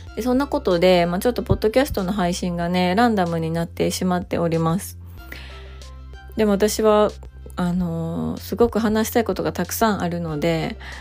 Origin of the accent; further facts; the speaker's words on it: Japan; also born or lived in United States; 私は日本で生まれて日本で育って、まあ、日本人として生きているわけなんですけど